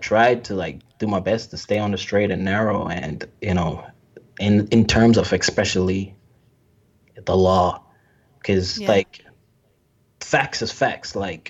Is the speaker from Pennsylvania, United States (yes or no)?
no; New York, United States; growing up in New York as a black male, I'm telling you, it's not easy.